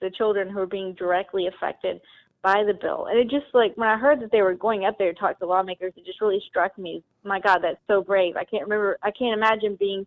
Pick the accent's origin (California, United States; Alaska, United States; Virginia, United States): Virginia, United States; Southwest; I'm from the Appalachian Mountains, coal country in Southwest Virginia